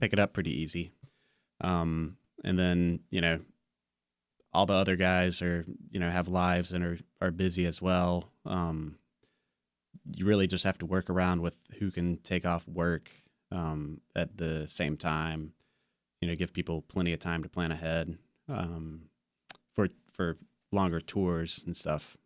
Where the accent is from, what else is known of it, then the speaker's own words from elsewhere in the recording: Wilson, North Carolina, United States; I grew up in Wilson right down the road